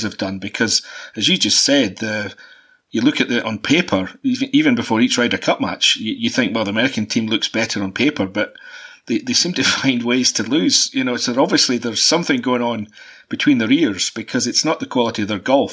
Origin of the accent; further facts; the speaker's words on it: Scotland, United Kingdom; I'm from Scotland